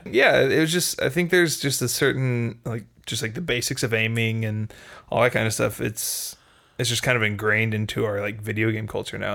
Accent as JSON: {"language": "English", "region": "Texas", "country": "United States", "tie": "born or raised there", "said": "I was born in Texas"}